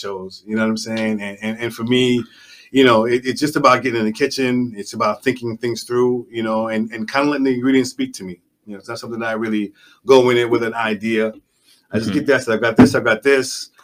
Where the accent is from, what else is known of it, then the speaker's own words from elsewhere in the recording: New York City, New York, United States; moved away as an adult; also born or lived in Jamaica; now in South Florida, United States; I'm from Jamaica, born in Jamaica, raised in the Bronx